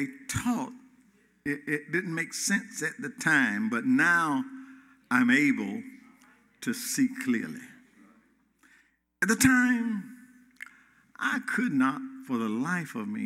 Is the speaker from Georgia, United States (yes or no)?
yes; Gainesville, Georgia, United States; My heart and my mind goes back to Hall County, Georgia, Clay Hills, of Gainesville, Northwestern Elementary School